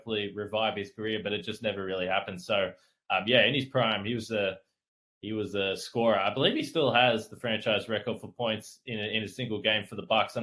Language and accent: English; Geelong, Victoria, Australia; moved away as an adult; now in Milwaukee, United States; I'm from Geelong.